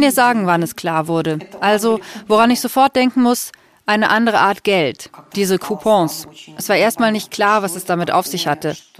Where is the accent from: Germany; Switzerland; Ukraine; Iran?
Ukraine; Wir sind in der Ukraine geboren, wir leben in diesem Land und wir sind Ukrainerinnen und Ukrainer.